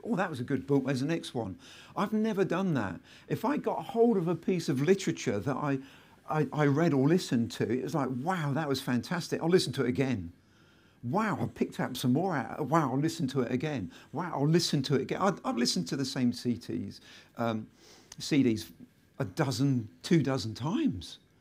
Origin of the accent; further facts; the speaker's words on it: Selsey, South East England, United Kingdom; my hometown, which is Selseybill in West Sussex